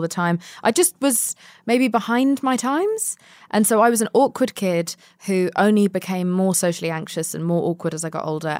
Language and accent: English; London, United Kingdom; moved away; also born or lived in Spain; I was born and raised mostly in London